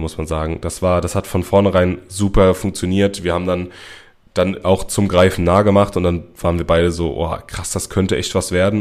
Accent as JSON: {"language": "German", "area": "Mainz area", "region": "Rhineland-Palatinate", "country": "Germany", "said": "ich bin nicht Berliner. Ich komme aus der Mainzer Gegend."}